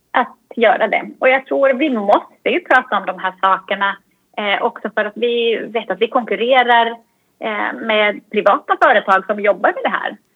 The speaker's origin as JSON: {"language": "Swedish", "country": "Finland", "said": "det här svenska som jag kommer från Finland, det svenska, eh, ingen minns en fegis och det finska"}